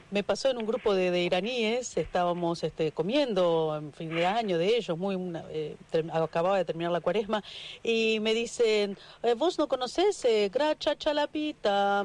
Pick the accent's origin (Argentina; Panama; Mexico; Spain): Argentina; nuestra vida como mujeres argentinas